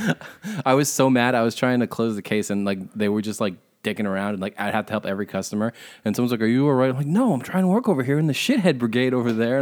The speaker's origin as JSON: {"language": "English", "town": "Chatham", "region": "New Jersey", "country": "United States", "tie": "born or raised there", "also_born_or_lived": "Montague, New Jersey", "said": "I say I'm from Chatham, which is where I went to high school. It's not where I grew up. Like I said, I grew up in the fucking Appalachian foothills, but I don't say I'm from fucking Montague because I moved out of that town when I was 11."}